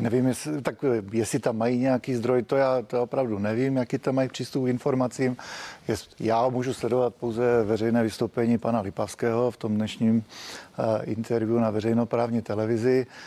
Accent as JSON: {"language": "Czech", "country": "Czechia", "said": "My jako Češi"}